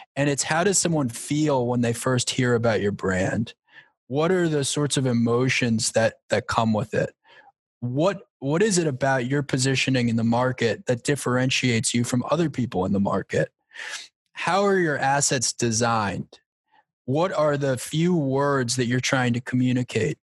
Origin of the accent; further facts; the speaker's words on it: Long Island, New York, United States; I grew up on Long Island